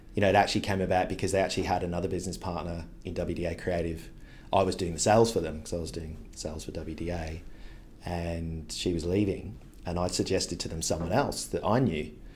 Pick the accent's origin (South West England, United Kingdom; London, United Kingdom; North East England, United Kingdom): South West England, United Kingdom; Devon; moved away as an adult; also born or lived in South Africa; now in Sydney, Australia; I went back to the U K with my mum, my brother, grew up in Devon in England